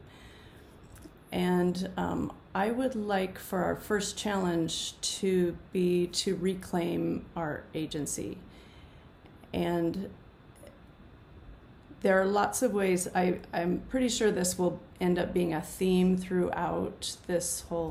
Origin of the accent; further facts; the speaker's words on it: United States; I'm speaking from the United States where I've grown up